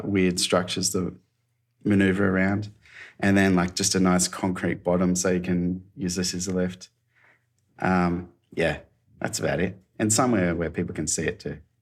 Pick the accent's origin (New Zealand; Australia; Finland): Australia; moved away as an adult; now in Gold Coast, Australia; I was from Alba